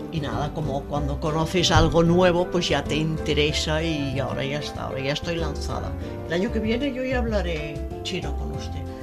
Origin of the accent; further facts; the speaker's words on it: Vilanova i la Geltrú, Catalonia, Spain; also born or lived in Barcelona / Lausanne, Switzerland; nací en Barcelona, cerca del mar, a unos 50 kilómetros de la capital, en Vilanova y la Geltrú